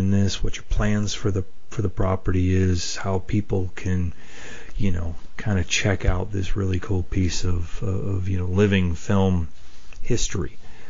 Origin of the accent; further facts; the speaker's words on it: Perryopolis, Pennsylvania, United States; my hometown of Perryopolis, Pennsylvania.